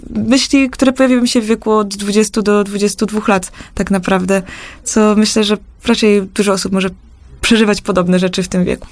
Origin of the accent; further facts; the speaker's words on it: Krapkowice, Opole Voivodeship, Poland; moved away as an adult; wracać do swojej rodzinnej miejscowości, do Krapko i skąd pochodzę